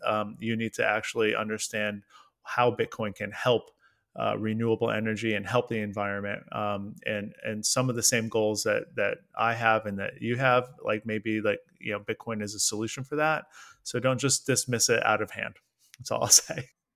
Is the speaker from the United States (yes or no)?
yes; United States; I'm an American guy